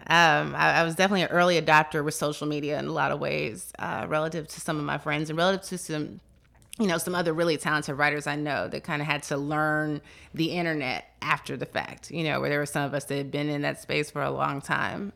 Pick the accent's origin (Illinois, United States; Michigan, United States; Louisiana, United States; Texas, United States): Illinois, United States; Chicago; moved away; I'm originally from Chicago